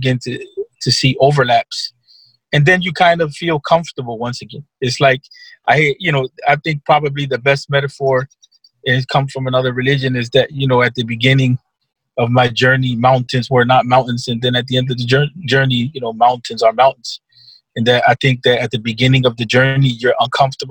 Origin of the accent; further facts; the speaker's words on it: Philadelphia, Pennsylvania, United States; also born or lived in Egypt; now in Chicago, United States; I grew up in the Philadelphia area.